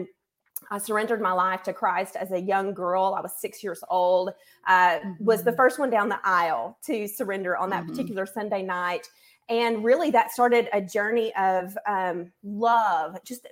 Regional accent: Northwest Arkansas, United States; also born or lived in Searcy, Arkansas; now in Conway, United States; I grew up in Northwest Arkansas

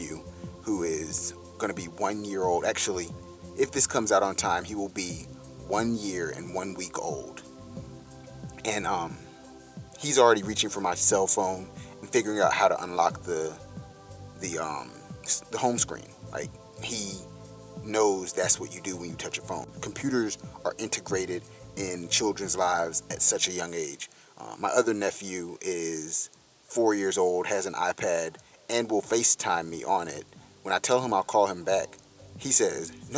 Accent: Durham, North Carolina, United States; 20-25 minutes from Durham, my hometown

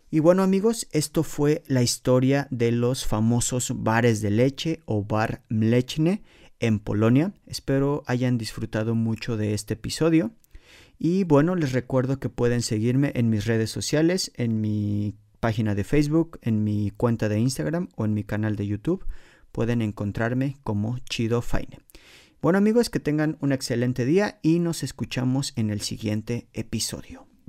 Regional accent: Mexico City, Mexico; moved away as an adult; now in Poland; en la Ciudad de México, de donde soy originario

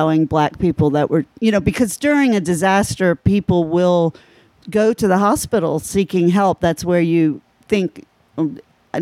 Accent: Berkeley, California, United States; also born or lived in Miami; I was born in Berkeley

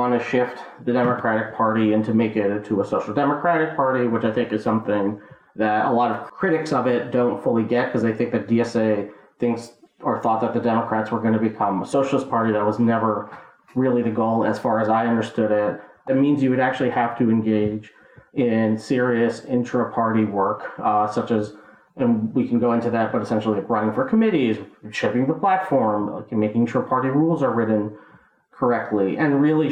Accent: New York, United States; moved away; my home state that I've returned to, New York

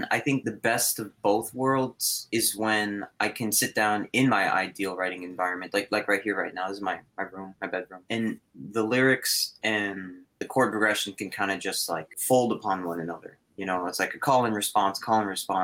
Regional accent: Aurora, Illinois, United States; I'm from Aurora, Illinois.

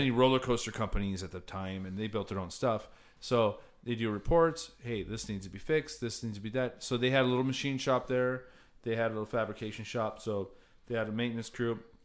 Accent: Cypress, California, United States; growing up in Cyprus, area, what's it, seven miles straight to the beach

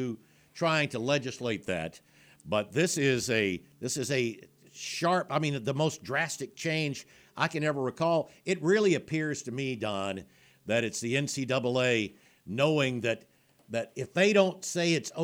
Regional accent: South Alabama, United States; growing up in South Alabama.

